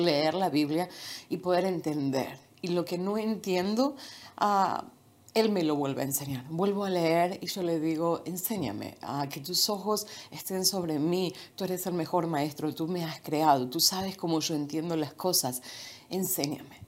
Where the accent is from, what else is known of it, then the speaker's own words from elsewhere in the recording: Buenos Aires, Argentina; moved away as an adult; now in Florida, United States; nací en un pequeño pueblo y a los dos años y medio ah, nos mudamos a la ciudad de Buenos Aires, ahí vivimos